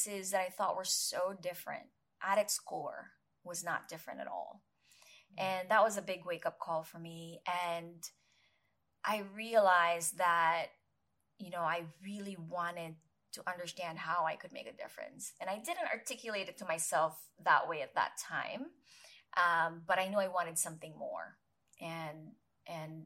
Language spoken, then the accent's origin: English; Philippines; moved away as an adult; also born or lived in New York City; I was growing up in the Philippines